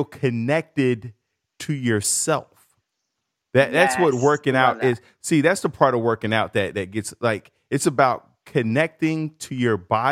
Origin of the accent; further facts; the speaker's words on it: Chicago, Illinois, United States; moved away; I grew up in Chicago